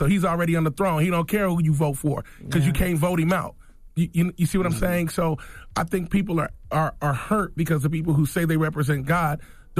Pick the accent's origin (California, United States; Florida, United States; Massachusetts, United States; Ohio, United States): Ohio, United States; Cincinnati; I grew up in Cincinnati.